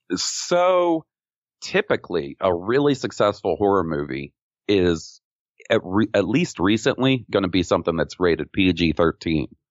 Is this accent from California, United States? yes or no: no; Mississippi, United States; growing up in Mississippi